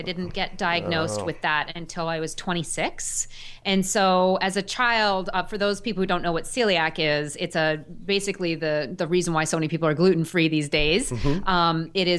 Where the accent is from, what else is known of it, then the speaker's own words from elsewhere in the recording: Sagaponack, New York, United States; my summer job was working on an organic farm down in my hometown. Yes, when I was in high school and college, and the farm is still there. It's in Sagaponack, New York. I grew up on the eastern end of Long Island, near the ocean.